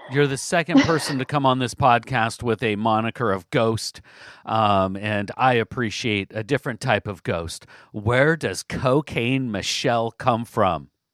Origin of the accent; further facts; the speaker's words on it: Southwest Washington, United States; also born or lived in Vancouver, Washington; I grew up in Southwest Washington, um, spent most of my life in Southwest Washington.